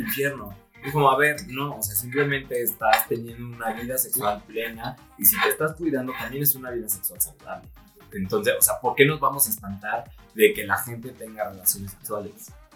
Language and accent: Spanish; Celaya, Guanajuato, Mexico; also born or lived in Querétaro; now in Mexico City, Mexico; yo soy de Celaya, Guanajuato